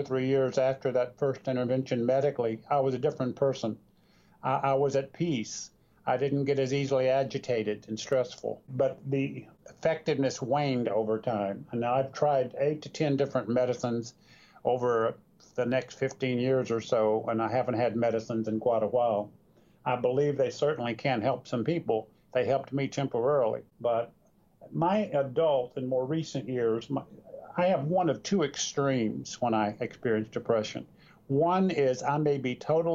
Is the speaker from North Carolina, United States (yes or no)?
yes; North Carolina, United States; I grew up in North Carolina